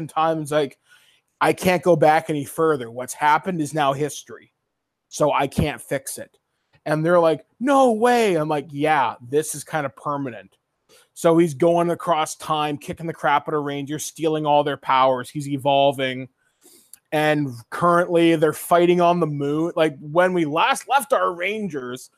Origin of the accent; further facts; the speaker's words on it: Guelph, Ontario, Canada; my hometown of Guelph